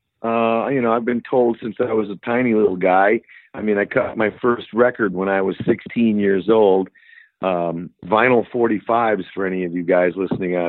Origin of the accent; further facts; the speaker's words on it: Milwaukee, Wisconsin, United States; now in Chicago, United States; I'm growing up in Milwaukee